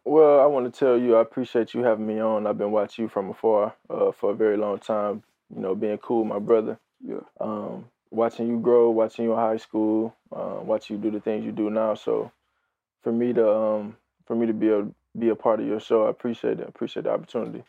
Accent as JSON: {"language": "English", "town": "Houston", "region": "Texas", "country": "United States", "tie": "born or raised there", "said": "grew up, born and raised in Houston, Texas."}